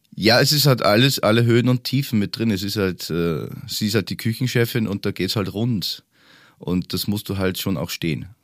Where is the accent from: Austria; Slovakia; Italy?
Austria; Upper Austria; moved away as an adult; also born or lived in Bavaria; now in Germany; Ich komme ja ursprünglich aus Österreich, lebe aber jetzt schon seit 13 Jahren in Deutschland, aber in Bayern